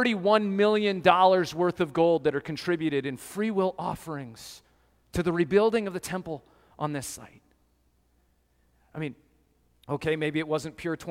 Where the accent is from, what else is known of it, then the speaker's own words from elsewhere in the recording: Colorado, United States; growing up in Colorado, I did lots of hiking in the mountains